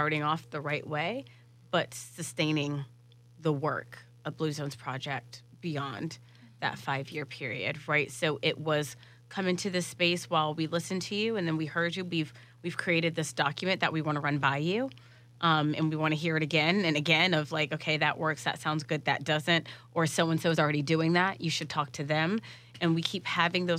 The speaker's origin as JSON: {"language": "English", "town": "Jacksonville", "region": "Florida", "country": "United States", "tie": "born or raised there", "said": "I'm born and raised in Jacksonville"}